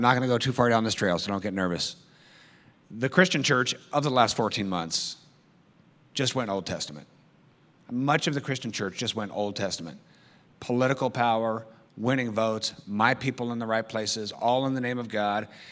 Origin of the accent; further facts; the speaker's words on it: United States; I love being American.